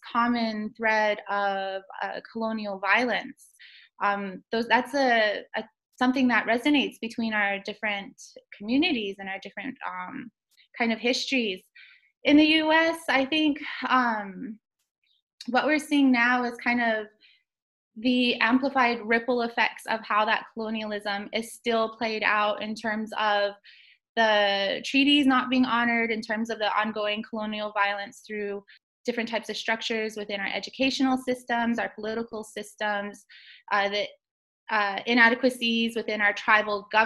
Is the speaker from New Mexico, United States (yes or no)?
yes; Gallup, New Mexico, United States; moved away as an adult; now in Auckland, New Zealand; I am Diné from Gallup, New Mexico